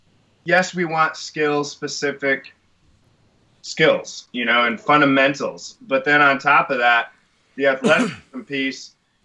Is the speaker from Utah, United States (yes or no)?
no; Michigan, United States; moved away; I came from Michigan